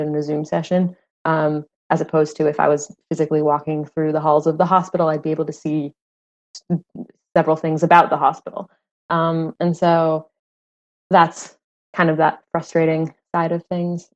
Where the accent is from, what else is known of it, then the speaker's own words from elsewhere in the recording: Phoenix, Arizona, United States; moved away as an adult; also born or lived in New York City; I'm from Phoenix. Um, I grew up in Phoenix